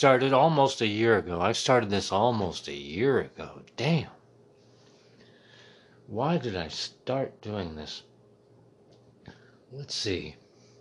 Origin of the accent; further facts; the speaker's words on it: Muncie, Indiana, United States; now in Washington, D.C., United States; I was raised in Middletown, America, Muncie, Indiana.